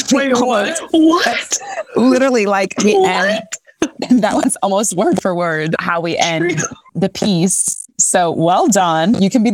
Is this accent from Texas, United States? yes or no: yes; Texas, United States; also born or lived in Haiti; I'm from Haiti and I grew up with a nanny who was from Haiti, moved in with us. I grew up in Texas.